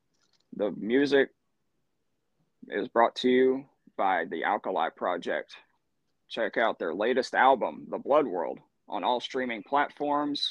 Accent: Dallas, Georgia, United States; I am from Dallas, Georgia

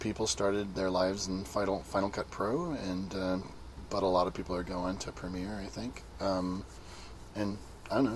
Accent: Santa Cruz, California, United States; I'm from Santa Cruz, California

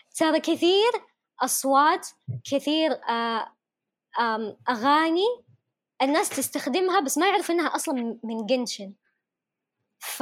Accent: Yemen; accent: Yemeni; انا كيمنيه

